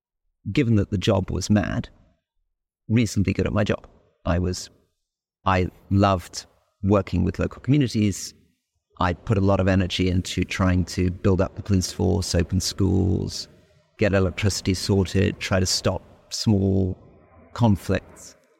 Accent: Malaysia; we grew up in Malaysia after independence

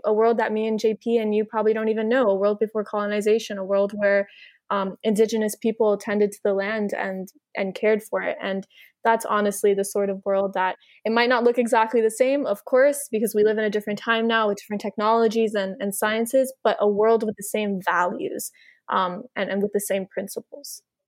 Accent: United States; also born or lived in Miami, Florida; growing up in the United States

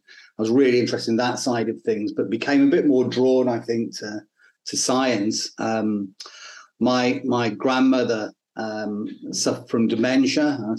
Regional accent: Northampton, East Midlands, United Kingdom; also born or lived in Rotherham; now in Australia; I was born actually in the UK. I'm a POM, as you can probably tell. I was born in a place called Rotherham, a little ex-mining village in Yorkshire, in the north of England. We moved down to the Midlands to a place called Northampt

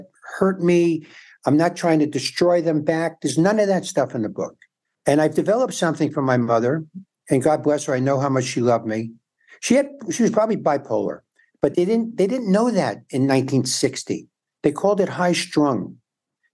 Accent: New York City, New York, United States; moved away as an adult; also born or lived in San Antonio, Texas; now in Los Angeles, United States; In New York, I grew up in the Bronx and Forest Hills, Manhattan.

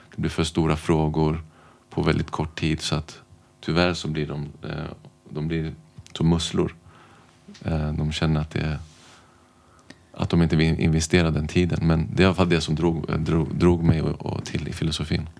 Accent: Stockholm, Stockholm County, Sweden; är född och uppvuxen i Stockholm har bott här mer eller mindre hela mitt liv.

